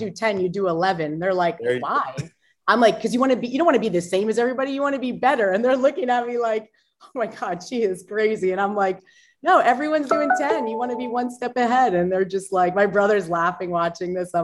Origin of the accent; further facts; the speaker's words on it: Long Island, New York, United States; I was born on Long Island